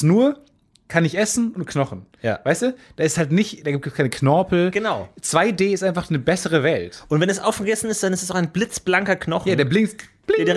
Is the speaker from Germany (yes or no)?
no; Austria; accent: Austrian; mein österreichischer Akzent wird ein bisschen besser, kann ich jetzt nicht nachmachen.